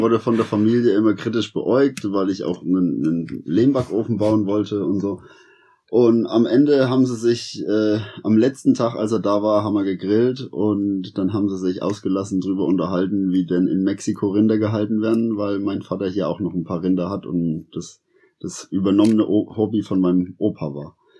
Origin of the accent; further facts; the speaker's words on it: Sonneberg region, Thuringia, Germany; also born or lived in Berlin; Ich bin hier in der Region aufgewachsen. Ich wohne in der Straße hier